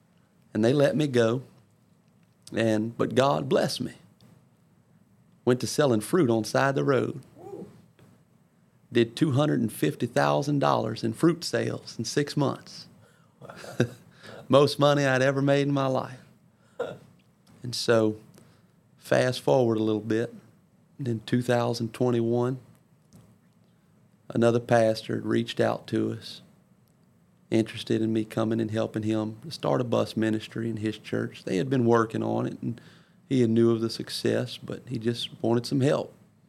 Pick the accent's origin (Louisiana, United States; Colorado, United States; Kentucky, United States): Louisiana, United States; Ponchatoula; Brother Barfield, you probably don't remember me, but I'm from Ponchatoula, Brother Stone's church.